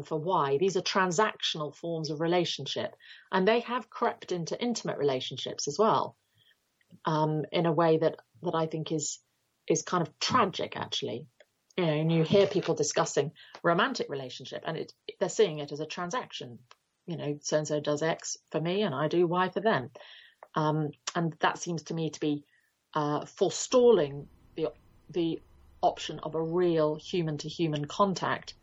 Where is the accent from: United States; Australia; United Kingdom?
United Kingdom